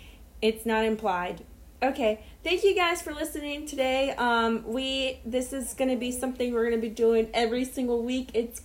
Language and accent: English; New Orleans, Louisiana, United States; we're from New Orleans.